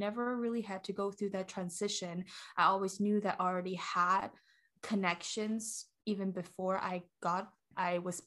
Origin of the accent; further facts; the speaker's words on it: Hong Kong; now in United States; being a Hong Konger